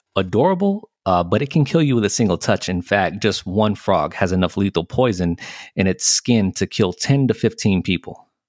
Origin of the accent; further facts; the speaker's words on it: the South, United States; I was born and bred in the South